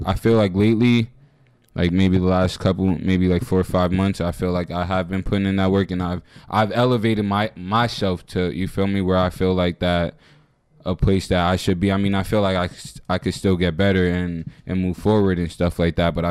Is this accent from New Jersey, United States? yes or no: yes; New Jersey, United States; I'm straight from Jersey. You feel me? Jersey all the way. North Jersey